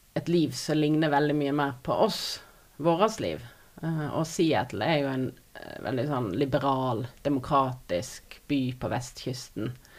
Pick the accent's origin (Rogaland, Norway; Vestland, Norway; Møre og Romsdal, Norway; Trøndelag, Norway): Vestland, Norway; Odda; also born or lived in Finnmark; now in Voss, Norway; jeg er fra Odda. Har tidligere bodd i Finnmark, og nå bor jeg på Voss